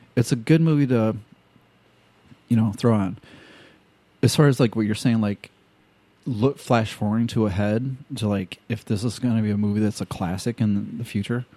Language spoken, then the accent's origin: English; Illinois, United States; because I'm from Illinois